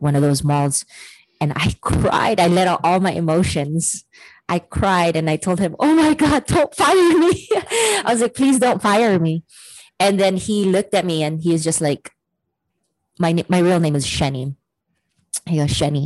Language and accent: English; Hawaii, United States; moved away as an adult; also born or lived in San Francisco; in Hawaii, growing up in Hawaii, you're a very loving culture